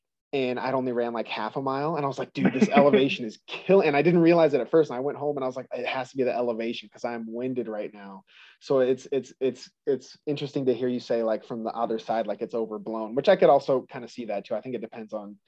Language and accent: English; San Diego, California, United States; now in Montana, United States; I live in Montana right now, actually. I was born in California, right in the San Diego area, but I live in Montana